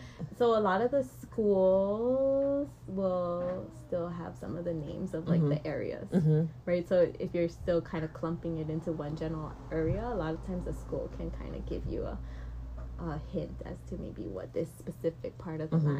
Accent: Kailua, Hawaii, United States; I'm from Kailua on the island of Oahu.

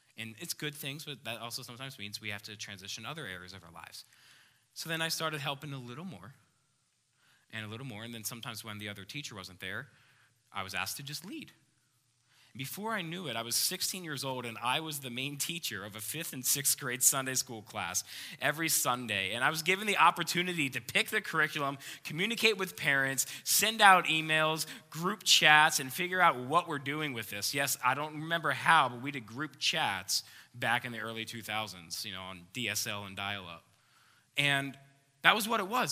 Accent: Philadelphia, Pennsylvania, United States; moved away; I grew up just outside of Philadelphia, Pennsylvania. That's where I'm from.

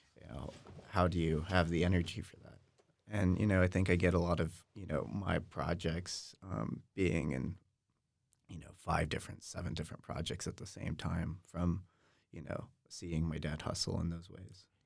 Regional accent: Austin, Texas, United States; I really enjoyed growing up in Austin.

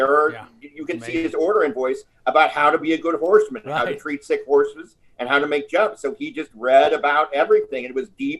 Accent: Midwest, United States; I'm from the Midwest

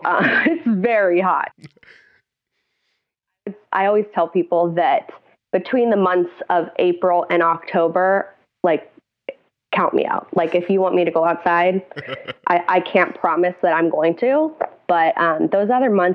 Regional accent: Cincinnati, Ohio, United States; now in New Orleans, United States; I was not. I grew up in Cincinnati, Ohio. I moved to New Orleans 4 years ago.

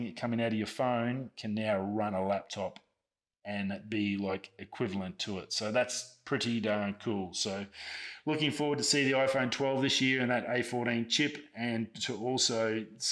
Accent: Australia; I'm an Australian. It's a part of our birthright.

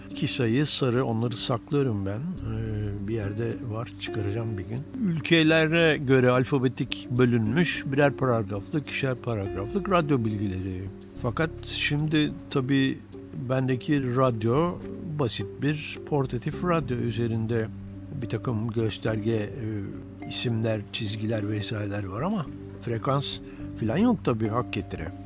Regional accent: Eskişehir, Turkey; moved away; Eskişehirliyim ben

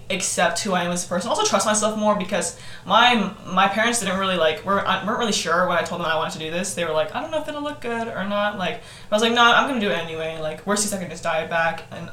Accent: Texas, United States; growing up in Texas

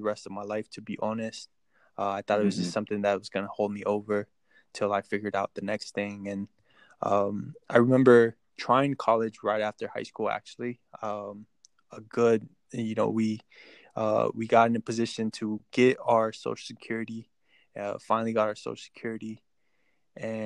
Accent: Texas, United States; also born or lived in Mexico; I was born in Mexico, raised in Texas most of my life

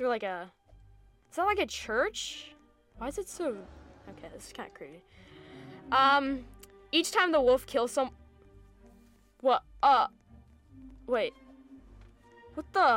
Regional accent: United States; we're American

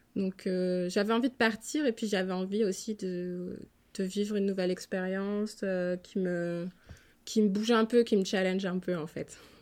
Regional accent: Strasbourg, Grand Est, France; moved away as an adult; now in Philadelphia, United States; je suis originaire de Strasbourg en Alsace

